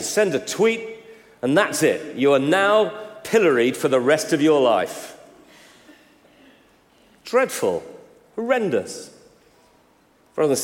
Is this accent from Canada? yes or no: no; United Kingdom; I'm British